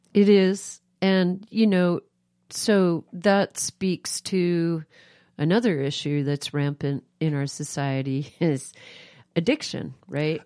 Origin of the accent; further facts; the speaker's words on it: New York, United States; now in Moscow, Idaho, United States; I grew up East Coast urban, I grew up in New York